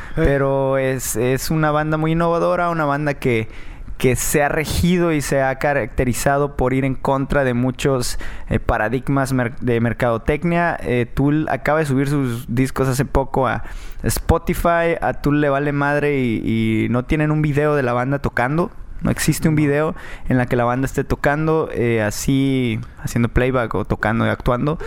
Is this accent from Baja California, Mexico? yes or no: yes; Tijuana, Baja California, Mexico; also born or lived in Mérida, Yucatán; yo soy yucateco, soy tijuanense, nacido en Mérida, Yucatán